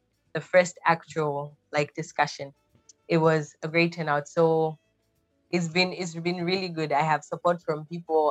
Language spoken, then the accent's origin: English; Zambia; moved away as an adult; now in Malaysia; I am originally from Zambia, which is in the southern part of Africa, South Central